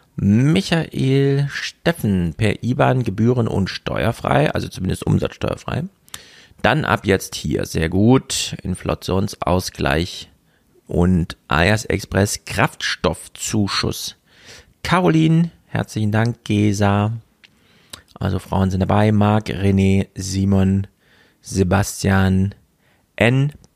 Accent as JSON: {"language": "German", "town": "Jena", "region": "Thuringia", "country": "Germany", "tie": "born or raised there", "moved": "yes", "said": "meine Heimatstadt"}